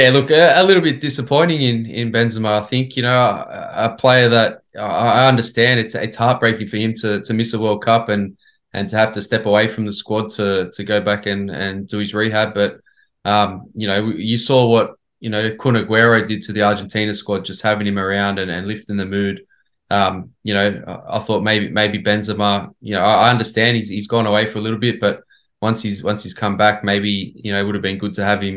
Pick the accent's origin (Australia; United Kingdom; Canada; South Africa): Australia; as an Australian growing up